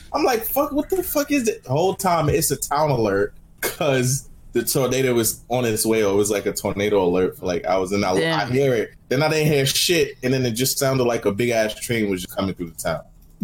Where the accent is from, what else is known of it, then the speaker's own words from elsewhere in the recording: New York City, New York, United States; I'm from Staten Island, Park Hill. Like, I'm from the same neighborhood as